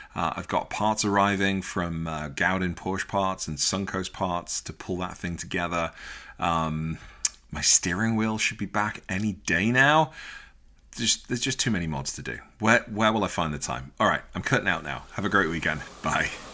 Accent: Liverpool, North West England, United Kingdom; growing up in Liverpool

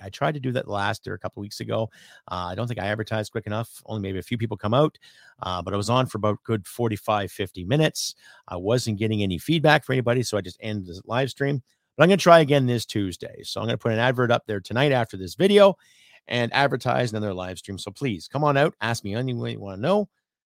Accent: Canada; as a Canadian, as a patriot

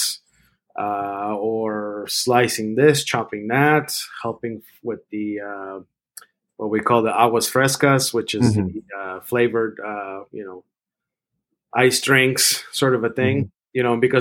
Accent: Mexico City, Mexico; moved away; also born or lived in San Francisco; I grew up in Mexico City

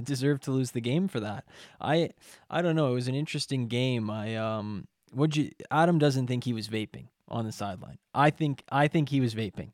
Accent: Canada; We're Canadian

